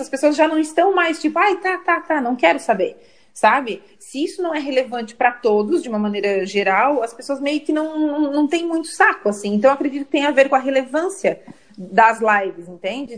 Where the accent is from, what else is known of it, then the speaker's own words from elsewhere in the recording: Criciúma, Santa Catarina, Brazil; sou de Criciúma